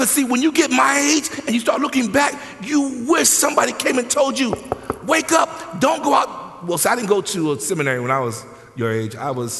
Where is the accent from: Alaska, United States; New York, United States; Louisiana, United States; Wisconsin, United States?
New York, United States; moved away as an adult; now in San Diego, United States; I'm from New York, and God, and literally, I dislike California. I don't like California. I don't. I'm a New Yorker.